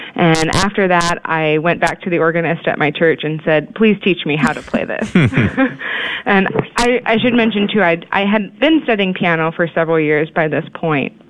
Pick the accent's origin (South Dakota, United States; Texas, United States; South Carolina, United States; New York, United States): Texas, United States; Houston; moved away as an adult; also born or lived in Indiana / Kansas / Kansas City; I'm actually born and raised in Texas in the Houston area